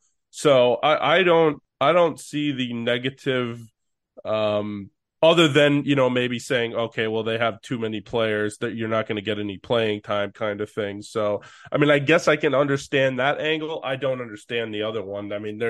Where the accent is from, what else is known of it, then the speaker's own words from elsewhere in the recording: Massachusetts, United States; my home state, Massachusetts